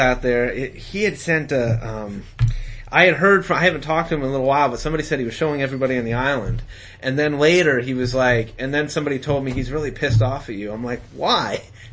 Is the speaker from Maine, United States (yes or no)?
yes; Lincolnville, Maine, United States; where I grew up in Lincolnville. Lincolnville's right across from Islesboro